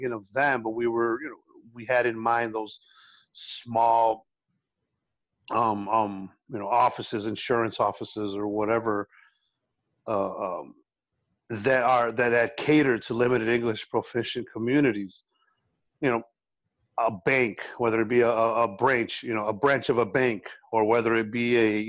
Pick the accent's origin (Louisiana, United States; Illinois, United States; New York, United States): Illinois, United States; Chicago; first language Spanish; English is a second language; also born or lived in Champaign-Urbana, Illinois; Even though I'm born and raised in Chicago, the first language I ever spoke was Spanish